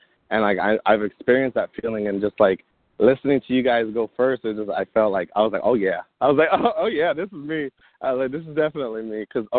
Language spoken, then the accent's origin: English; Lakeland, Florida, United States; also born or lived in North Carolina; I'm from Bartow, Florida, originally. I was born in Bartow, raised in Lakeland, and I am 25 years old.